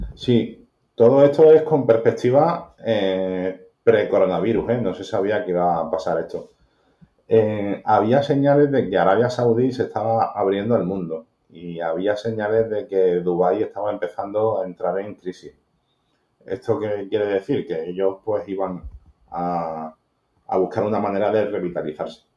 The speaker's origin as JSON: {"language": "Spanish", "town": "Málaga", "region": "Andalusia", "country": "Spain", "tie": "born or raised there", "said": "nací en Málaga, en, un barrio de Málaga"}